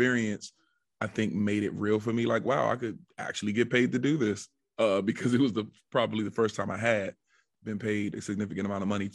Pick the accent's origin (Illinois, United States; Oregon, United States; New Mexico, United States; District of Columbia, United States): District of Columbia, United States; Washington; I'm from the Washington, D.C. metropolitan area.